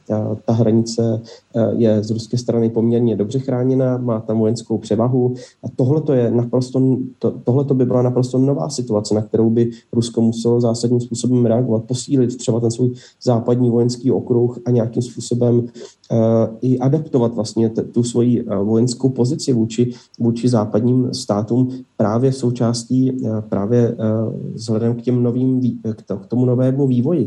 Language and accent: Czech; Czechia; já jako Čech